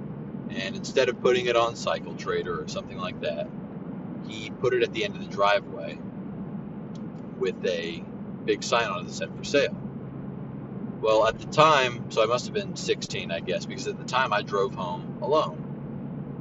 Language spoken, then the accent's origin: English; Central Florida, United States; I am from the Central Florida area. I grew up maybe 10, 15 minutes away from Disney